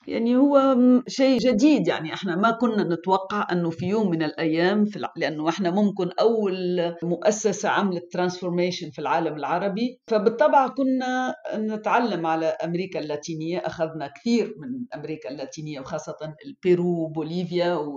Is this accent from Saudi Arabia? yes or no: no; Tunisia